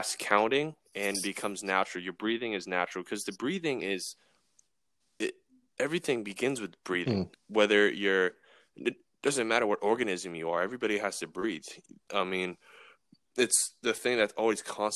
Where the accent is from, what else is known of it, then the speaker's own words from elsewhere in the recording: Massachusetts, United States; now in Florida, United States; I'm from Massachusetts